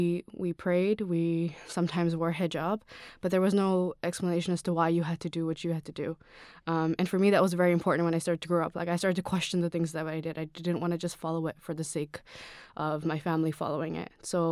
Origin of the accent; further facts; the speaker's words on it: Toronto, Ontario, Canada; also born or lived in Sri Lanka; All right, so I was born and raised in Toronto. I grew up in Sri Lanka for a little bit. I went to elementary school, middle school, and high school all here.